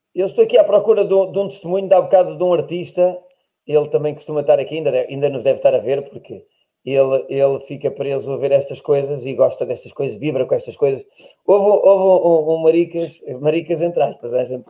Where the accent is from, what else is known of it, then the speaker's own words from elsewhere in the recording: Portugal; eu nasci em Portugal, cresci